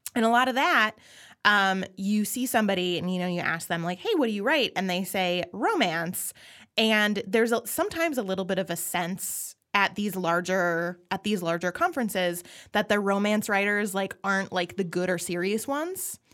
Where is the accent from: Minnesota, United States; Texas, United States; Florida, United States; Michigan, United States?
Minnesota, United States; I'm Minnesotan